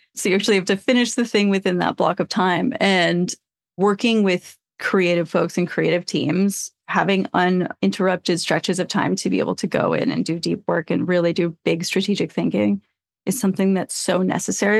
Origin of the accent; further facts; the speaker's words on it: Flagstaff, Arizona, United States; moved away; also born or lived in Portland, Oregon; I grew up in Flagstaff, Arizona, and then I also grew up in Portland, Oregon